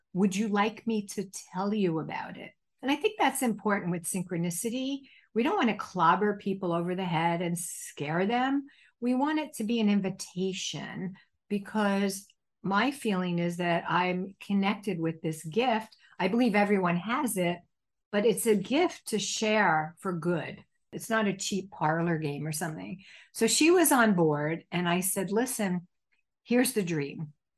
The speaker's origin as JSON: {"language": "English", "region": "New Jersey", "country": "United States", "tie": "born or raised there", "said": "When I was a child growing up in New Jersey"}